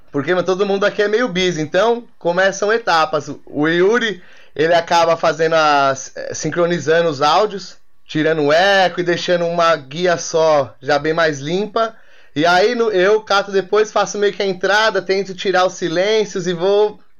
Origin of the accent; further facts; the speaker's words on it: São Paulo, Brazil; nós como, a, a, nós, como paulistas, a gente tá meio que por fora dessa